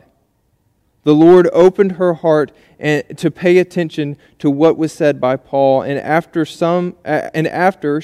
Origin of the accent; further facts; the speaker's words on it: United States; we as American citizens